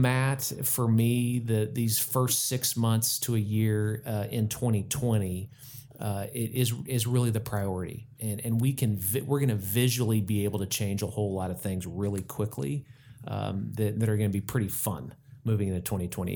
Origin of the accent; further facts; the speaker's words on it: Tulsa, Oklahoma, United States; I grew up in Tulsa